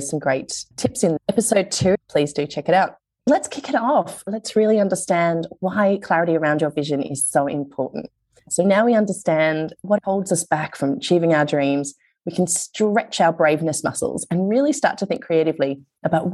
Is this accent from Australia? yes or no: yes; Australia; being Australian when you're in another country